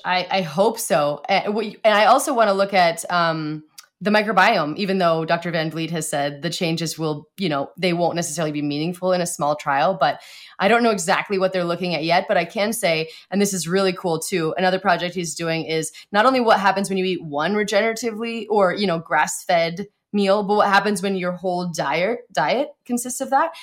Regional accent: Montana, United States; I grew up in Montana

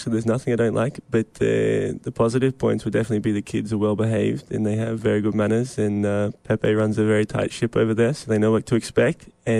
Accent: Queensland, Australia; moved away; I'm from Queensland, Australia

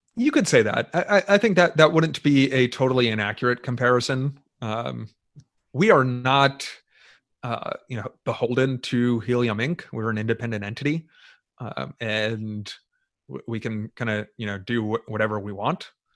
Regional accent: United States; I'm an American. I'm an American citizen

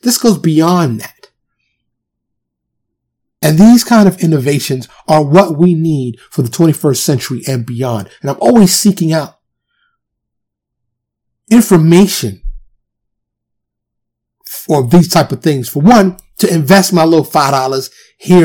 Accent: New York City, New York, United States; moved away as an adult; also born or lived in California / Florida; now in Dallas, United States; I'm from New York, born and raised

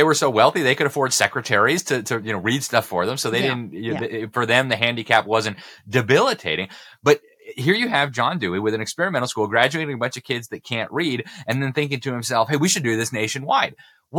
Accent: Mexico City, Mexico; I went to a French school in Mexico City, and I still remember like yesterday, my first grade and my second grade teacher drilling us with the sounds of the letter. And it was in Spanish and French

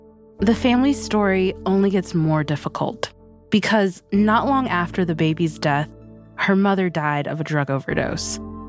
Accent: Greenville, North Carolina, United States; born or raised there; moved away as an adult

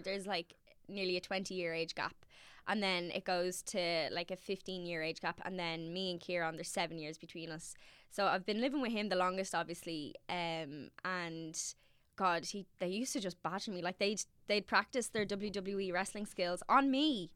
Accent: Dublin, Leinster, Ireland; I'm from Navan Road, which sits in between Castle Knock and Cabra.

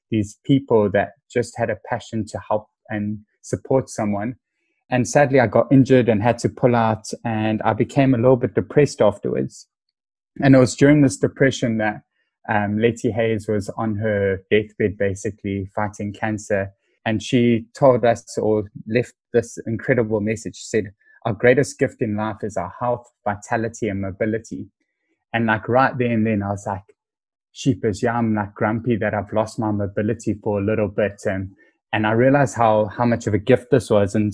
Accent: Cape Town, Western Cape, South Africa; I am a young, proud South African. I'm currently 33. And um, I was born in Cape Town

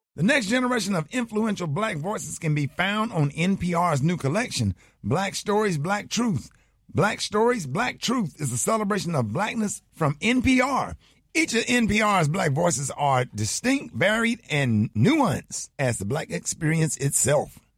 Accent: Birmingham, Alabama, United States; I'm from Birmingham, Alabama

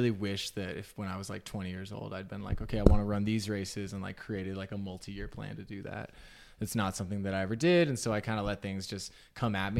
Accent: Southern Utah, United States; now in Salt Lake City, United States; I grew up in Southern Utah

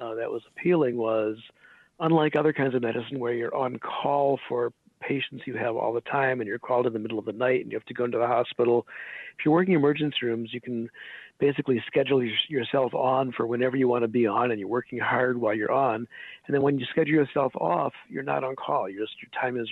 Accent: Des Plaines, Illinois, United States; also born or lived in Hyde Park, Chicago; my parents brought me up in Hyde Park on the south side for my early childhood, and then we moved to Des Plaines when I was 7 or something

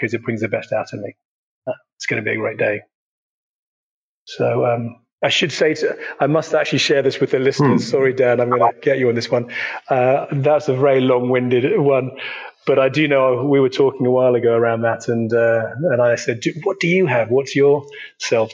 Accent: United Kingdom; being a Brit and half German and having been brought up on this side of the pond

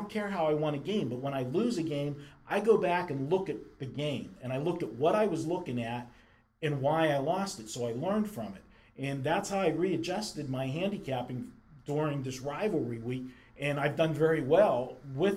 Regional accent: Pittsburgh, Pennsylvania, United States; growing up in Pittsburgh

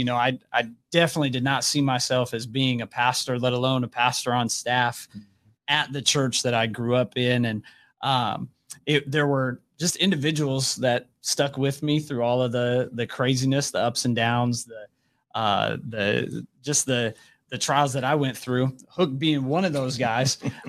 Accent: Bellevue, Nebraska, United States; But for me, I grew up in Bellevue. My family moved to Bellevue when I was 5 years old. So it's always been home. Our church there, Bellevue Christian Center, been going there since I was 5 years old.

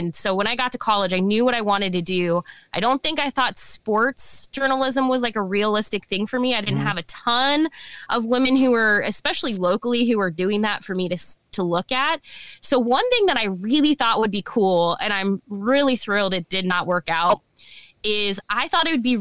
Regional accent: Omaha, Nebraska, United States; also born or lived in Lincoln, Nebraska; I was born and raised in Omaha and good old Omaha, Nebraska.

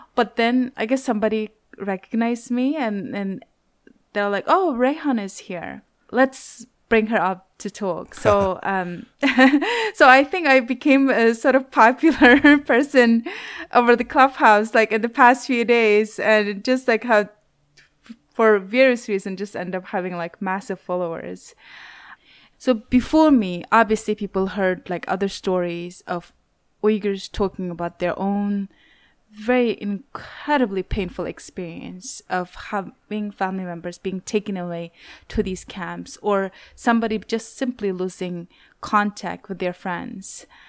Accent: Urumqi, Xinjiang, China; moved away; also born or lived in Wuhan; I grew up in Xinjiang and, you know, I'm, I'm from Urumqi

